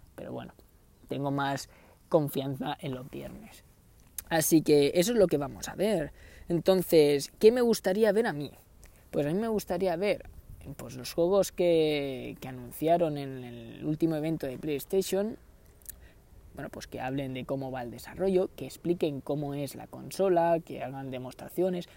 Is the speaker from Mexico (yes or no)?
no; Canary Islands, Spain; yo soy de Canarias